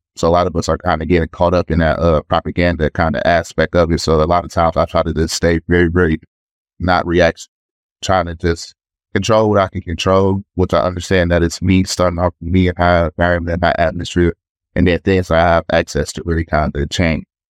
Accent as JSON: {"language": "English", "town": "Detroit", "region": "Michigan", "country": "United States", "said": "I'm from Detroit, Michigan"}